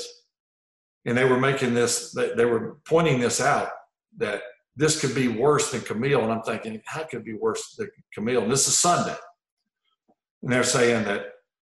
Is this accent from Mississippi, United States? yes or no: yes; Mississippi Gulf Coast, United States; moved away; my hometown is right on the front right of that eye